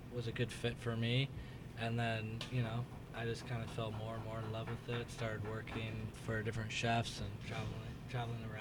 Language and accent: English; Washington, United States; moved away as an adult; also born or lived in Miami / Chicago; now in San Francisco, United States; I grew up on the West Coast, from Washington State originally